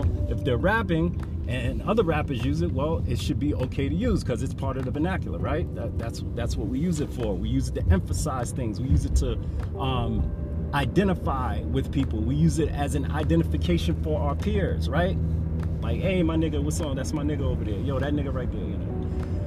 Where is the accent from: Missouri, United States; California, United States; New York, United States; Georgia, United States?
New York, United States; New York City; I'm from New York, from the Bronx, born in 1967